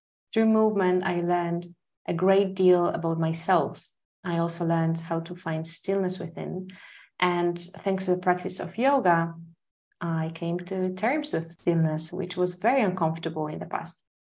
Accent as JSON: {"language": "English", "country": "Poland", "moved": "as an adult", "lives_now": "Singapore", "said": "I'm originally from Poland, a beautiful country in Europe. For the last 5 years, almost 5 years, time is flying, I've been living in Singapore."}